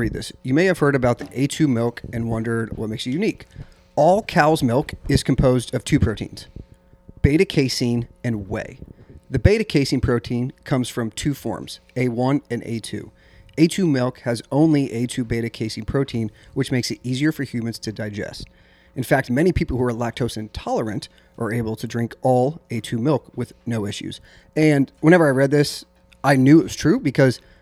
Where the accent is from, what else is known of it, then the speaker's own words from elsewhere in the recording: Midwest, United States; moved away; also born or lived in Illinois; I grew up in the Midwest